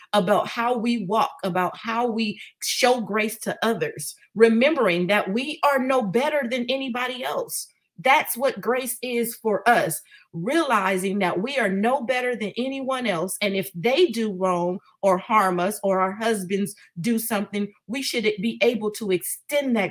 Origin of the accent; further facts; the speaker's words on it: Oakland, California, United States; growing up in East Oakland